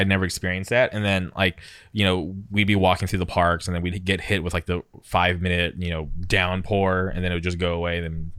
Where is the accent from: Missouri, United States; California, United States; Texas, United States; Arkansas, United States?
California, United States; Palm Springs; also born or lived in Orange County, California; So I grew up in the Palm Springs area. I'm not taking a taxi anywhere. And then I moved to Orange County.